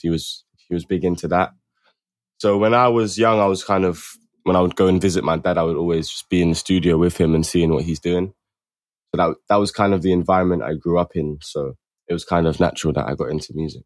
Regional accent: London, United Kingdom; also born or lived in Camden, London; I'm from South, like, Mitcham, Streatham area.

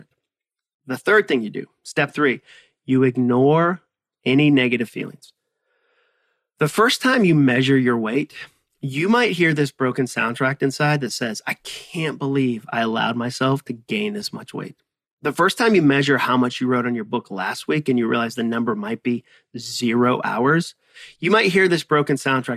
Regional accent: Massachusetts, United States; I use the word wicked as the word very because I grew up in Massachusetts and that is what we

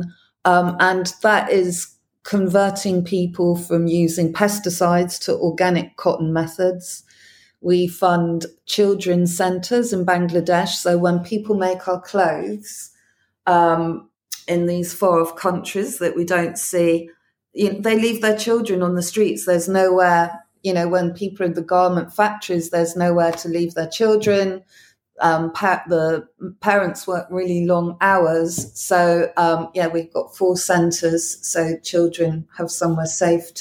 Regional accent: Clevedon, South West England, United Kingdom; I come from the West Country, a little seaside town where not much happens

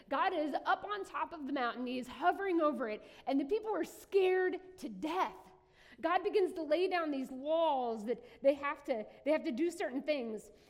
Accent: southern West Virginia, United States; now in Ohio, United States; I grew up in a little neighborhood in southern West Virginia. Um, if you know me for a hot minute, you'll know that's where I'm from because I really love my home state.

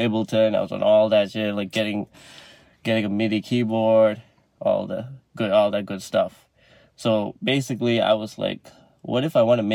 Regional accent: Malaysia; moved away as an adult; now in Canada; I'm Malaysian, like I'm an international student

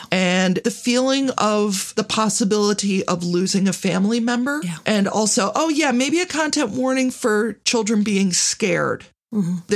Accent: Philadelphia, Pennsylvania, United States; accent: Philadelphia; I was born in Philadelphia. I moved around a bit. And like a lot of people in Philadelphia, I watch a lot of uh, WHYY, which is our local NPR station.

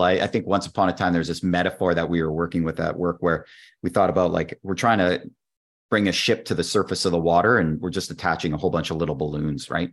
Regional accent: Canada; I'm a Canadian

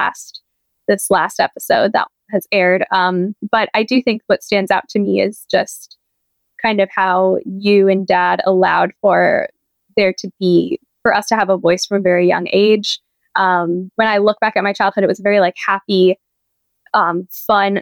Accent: San Diego, California, United States; moved away as an adult; now in Pennsylvania, United States; I grew up in San Diego

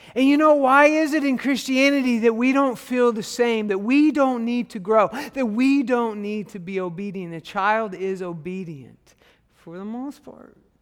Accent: Arkansas, United States; I'm from Arkansas

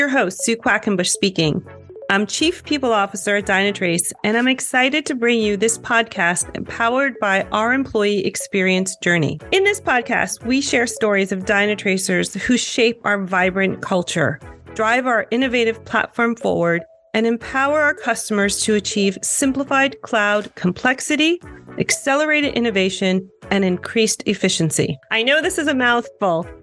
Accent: New York, United States; I'm a New Yorker at heart, a farm girl

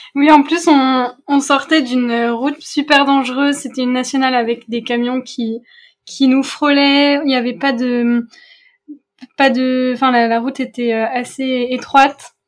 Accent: Paris, Île-de-France, France; moved away as an adult; now in Strasbourg, France; Je viens de Paris et j'habite à Strasbourg depuis 3 ans

